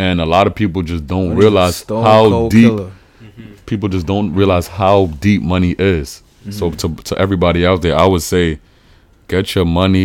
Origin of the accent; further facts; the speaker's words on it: New York City, New York, United States; I'm from the Bronx